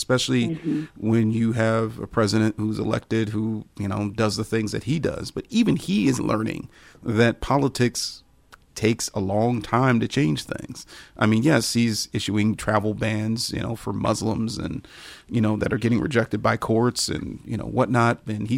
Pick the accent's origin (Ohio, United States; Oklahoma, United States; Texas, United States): Ohio, United States; we're both from Ohio. We both, you know, have a lot of pride in being from Ohio.